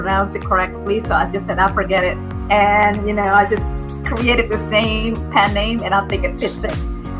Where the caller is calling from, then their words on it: California, United States; and I am here from Southern California.